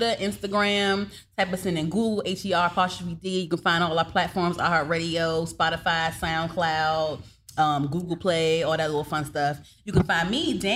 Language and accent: English; Suitland, Maryland, United States; I'm from Suitland. I grew up right there, about off of Regency Parkway